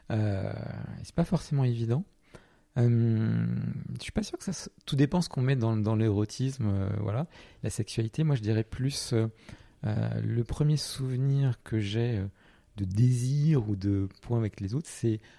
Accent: Portugal; alors moi j'ai pas précisé, hein, je n'ai dû je viens du Portugal, mais ça, ça n'a pas trop d'impact, à part euh, un peu une double culture, un petit peu. Euh, ma mère est française, mon père portugais, voilà.

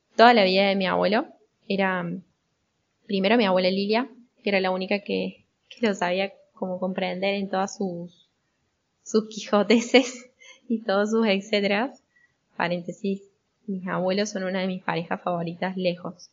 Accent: Argentina; Yo soy argentina, tengo 23 años

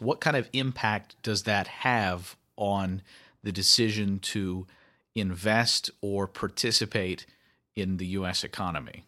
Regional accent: Kentucky, United States; I'm from Kentucky

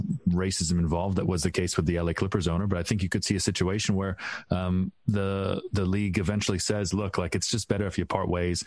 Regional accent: Canada; As a Canadian

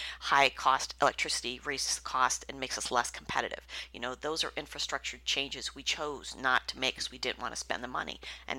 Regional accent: Youngstown, Ohio, United States; I grew up in the Youngstown area, so it's a heavy labor town.

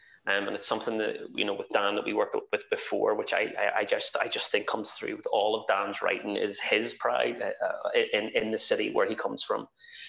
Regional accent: Northern Ireland, United Kingdom; as an Irish person, Northern Irish person

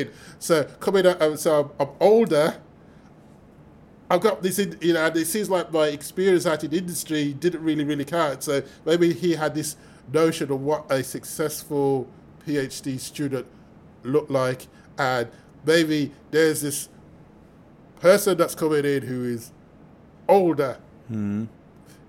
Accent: Birmingham, West Midlands, United Kingdom; I'm from Birmingham

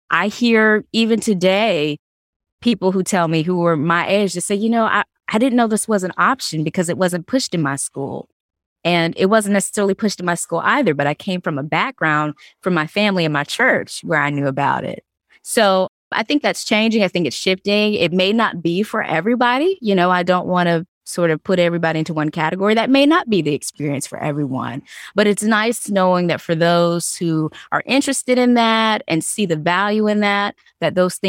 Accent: the South, United States; because I think growing up in the South, Rodney, I had my own experiences and my own stories.

